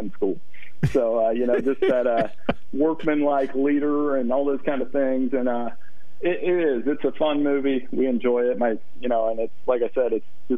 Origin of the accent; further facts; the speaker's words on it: Ohio, United States; I grew up in Ohio